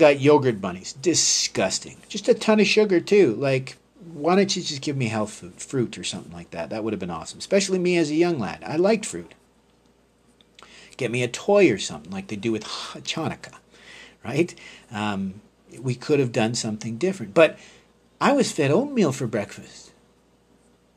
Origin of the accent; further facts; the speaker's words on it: Canada; being a Canadian